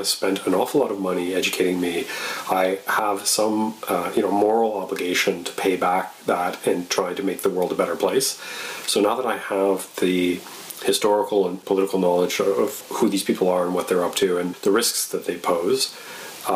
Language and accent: English; Canada; I'm a Canadian citizen